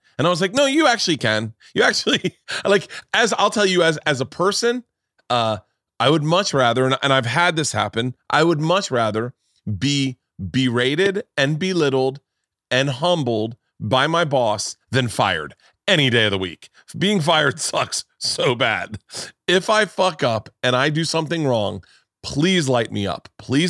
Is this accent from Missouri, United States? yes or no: no; Tampa, Florida, United States; You know, going to school in Tallahassee and growing up in Tampa, the idea that there were socialites